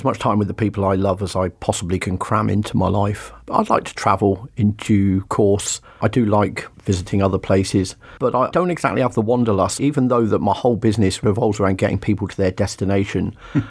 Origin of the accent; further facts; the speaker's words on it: St Ives, South West England, United Kingdom; also born or lived in Bideford / Torrington / Exmouth; I describe myself as a West Country boy. I was born in Biddeford in North Devon, but I never really lived there. My dad worked for Barclays Bank and got moved around from place to place.